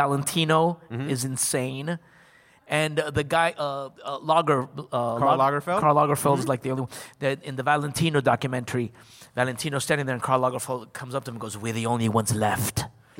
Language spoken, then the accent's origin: English; New Jersey, United States; I grew up in New Jersey.